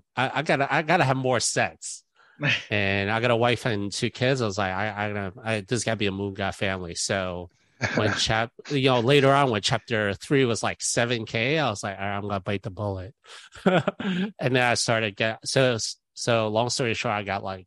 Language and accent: English; New York City, New York, United States; I'm New York City, born and raised